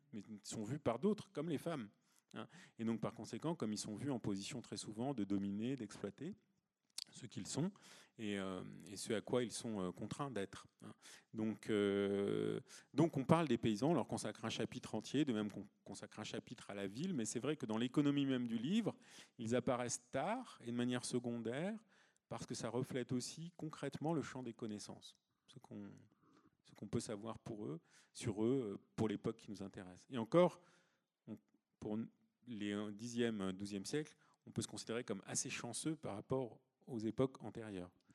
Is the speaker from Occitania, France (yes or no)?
no; Provence-Alpes-Côte d'Azur, France; moi je viens de Provence